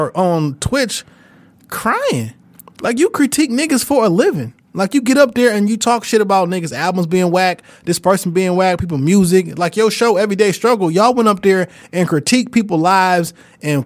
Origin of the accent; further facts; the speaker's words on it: Detroit, Michigan, United States; I'm from Detroit, which is also in North America